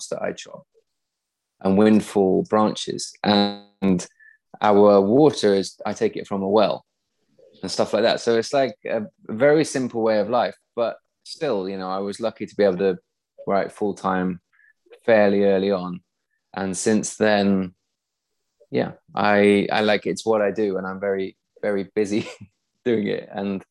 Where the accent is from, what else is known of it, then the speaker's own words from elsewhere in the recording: east of Nottingham, East Midlands, United Kingdom; now in Sweden; I was a really shy, awkward kid when I was growing up in the Midlands, kind of east of Nottingham.